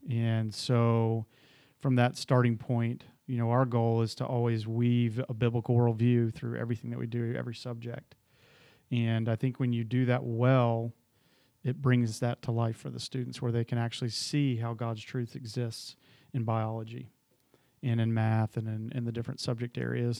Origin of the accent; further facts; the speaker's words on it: Atlanta, Georgia, United States; moved away; originally I grew up in Atlanta, Georgia